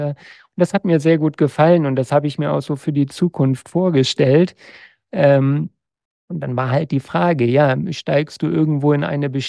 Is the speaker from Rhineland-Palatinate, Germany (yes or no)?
no; Lower Saxony, Germany; now in Berlin, Germany; ich war dann im Grunde wahnsinnig genug, um als Niedersachse, weißt du, bei mir in der Nachbarschaft waren auch Kühe und Schweine, und zu sagen, ich gehe nach äh, Berlin.